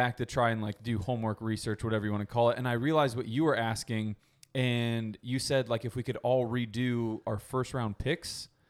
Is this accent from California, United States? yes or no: no; Boston, Massachusetts, United States; I'm from Boston.